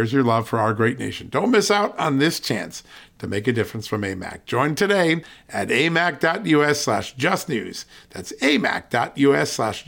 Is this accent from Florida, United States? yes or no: no; Virginia, United States; my home state of Virginia.